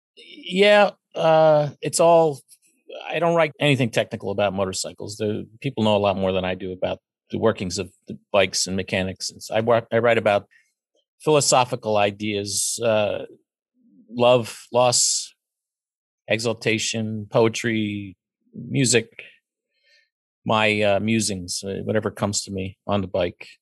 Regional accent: Pennsylvania, United States; I was raised in Pennsylvania and went to university in Pennsylvania and raised a child here. I've always lived here

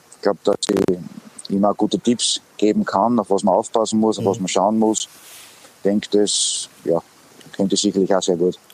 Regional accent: Graz, Styria, Austria; moved away; komme ich eigentlich aus Graz. Ich habe meine ganze Jugend bei Sturm Graz verbracht

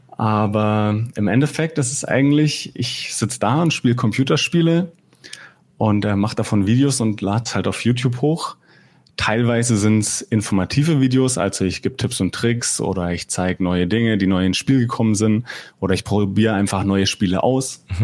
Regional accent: Bavaria, Germany; Ah, ich wohne momentan in Fürth, also ich komme aus Mittelfranken und eigentlich schon immer hier in Bayern gelebt oder in Mittelfranken groß geworden.

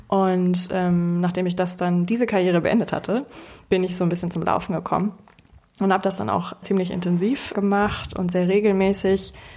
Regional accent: Hamburg, Germany; ich bin 28 Jahre alt, gebürtige Hamburgerin

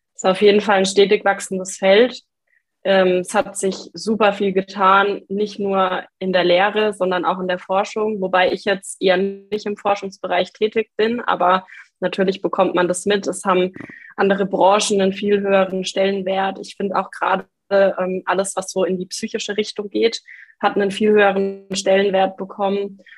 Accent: Lower Franconia, Bavaria, Germany; moved away as an adult; now in Passau, Germany; ich komme trotzdem aus Bayern, ein bisschen aus einem anderen Eck, eigentlich aus Unterfranken

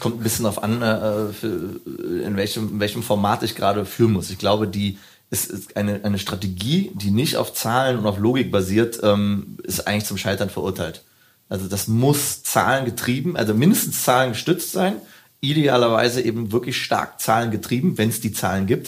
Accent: Hürth, North Rhine-Westphalia, Germany; wo ich herkomme, bin in Köln geboren, äh, genauer gesagt in Hürth

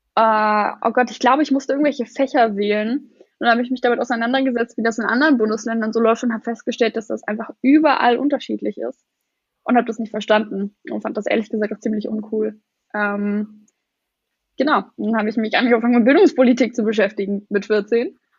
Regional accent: Lusatia, Brandenburg, Germany; Ich komme aus Brandenburg, aus der Lausitz

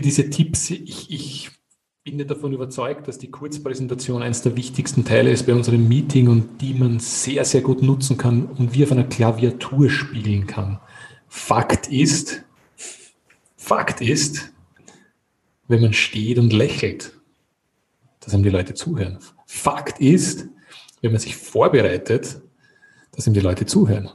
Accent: Austria; als Österreicher

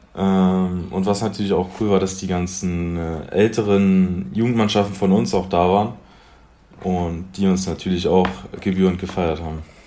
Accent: Magdeburg, Saxony-Anhalt, Germany; Aus Magdeburg. Angefangen mit sieben Jahren, nee, acht Jahren beim Post SV Magdeburg

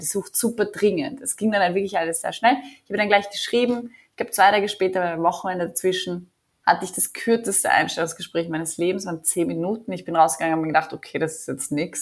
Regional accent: Vienna, Austria; moved away as an adult; also born or lived in New Delhi / Mumbai / Berlin; now in Tel Aviv, Israel; ich bin gebürtige Wienerin, äh, lebe jetzt aber schon seit fast vier Jahren in Israel

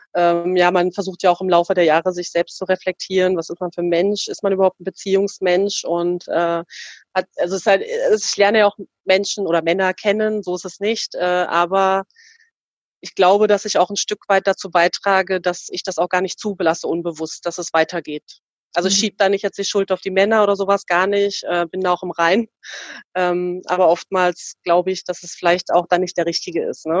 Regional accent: East Germany, Germany; now in Frankfurt am Main, Germany; ich bin ja äh, in der DDR aufgewachsen und meine Eltern leben ja natürlich noch äh, drüben, also im Osten der, der Republik

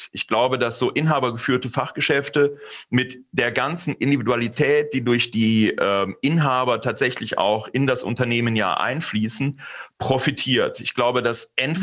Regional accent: Aachen, North Rhine-Westphalia, Germany; also born or lived in Switzerland; now in Kevelaer, Germany; Also eigentlich komme ich aus Aachen, bin also durchaus die etwas größere Stadt gewohnt, aber nach meiner Rückkehr aus der äh, Schweiz haben meine Frau und ich ähm, die Nähe der Eltern meiner Frau gesucht

